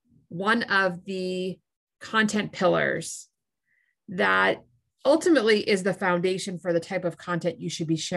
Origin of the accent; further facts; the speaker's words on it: Massachusetts, United States; I grew up in Massachusetts